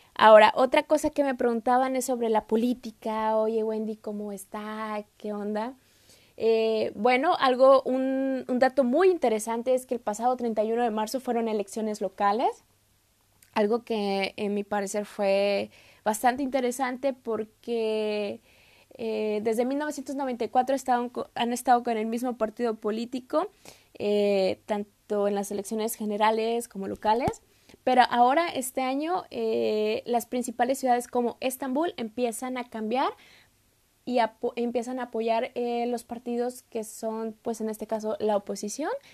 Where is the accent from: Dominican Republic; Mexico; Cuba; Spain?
Mexico; moved away as an adult; now in Turkey; soy de México